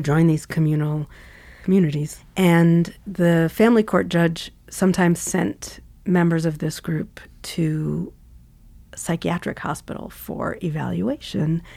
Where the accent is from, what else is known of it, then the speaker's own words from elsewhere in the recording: New York City, New York, United States; I grew up in New York City, in Queens, in a neighborhood called Laurelton, which is near JFK Airport